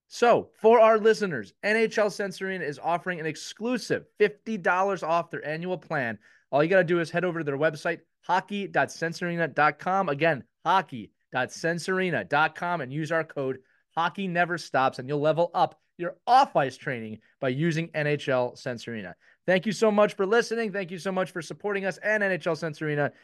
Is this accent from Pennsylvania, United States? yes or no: yes; Philadelphia, Pennsylvania, United States; I'm from Philadelphia.